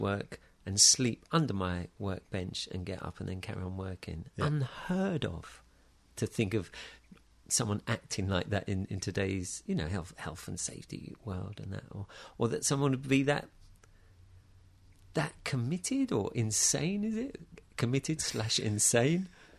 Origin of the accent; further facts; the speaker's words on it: Taplow, South East England, United Kingdom; In Taplow, near Maidenhead.